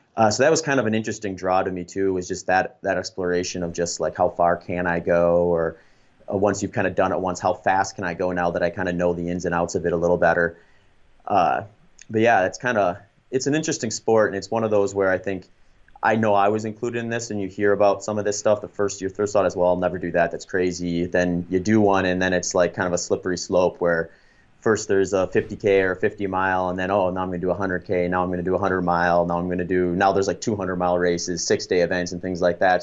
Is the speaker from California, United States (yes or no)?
no; Baraboo, Wisconsin, United States; moved away as an adult; also born or lived in New Ulm, Minnesota / Grand Island, Nebraska; we moved to Baraboo, Wisconsin when I was going into third grade. So most of my life, actually, I spent in, in the Midwest in Wisconsin, and I went to middle school, high school there, college there